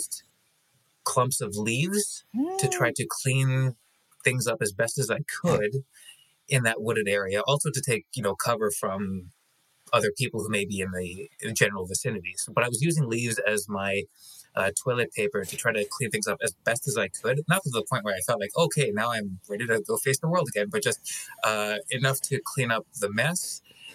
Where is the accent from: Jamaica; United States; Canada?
Canada; I'm Canadian.